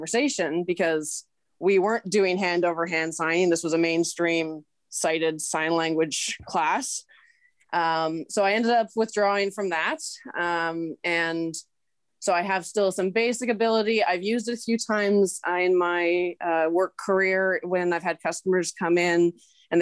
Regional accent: British Columbia, Canada; born or raised there; first language English

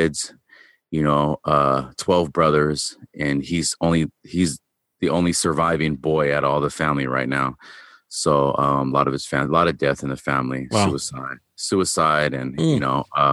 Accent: Long Beach, California, United States; also born or lived in Bellflower, California; I was born in Long Beach, California. I live in Bellflower, California now.

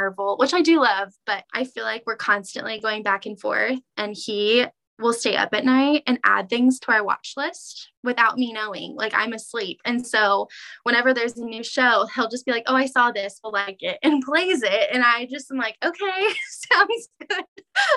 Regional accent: Kansas City, United States; also born or lived in Olathe/Overland Park, Kansas; I was born in Kansas City

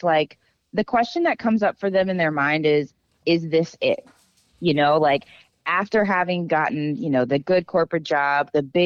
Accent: Dallas, Texas, United States; I'm from Texas, grew up in Dallas

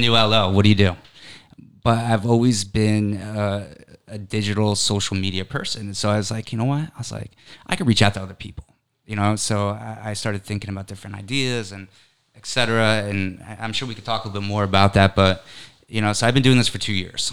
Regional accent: Connecticut, United States; I'm originally from Connecticut. So I lived in Connecticut my whole life

